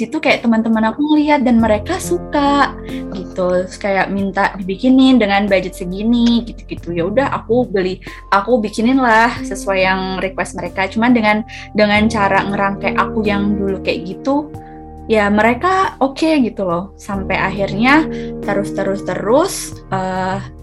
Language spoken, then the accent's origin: Indonesian; Blora, Central Java, Indonesia; moved away; also born or lived in Malang / Semarang; aku asalnya dari Blora Jawa Tengah